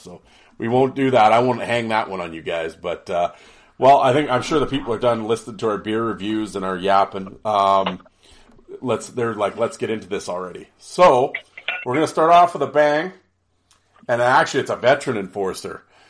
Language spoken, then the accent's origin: English; Canada; Absolutely. That's why I'm Canadian.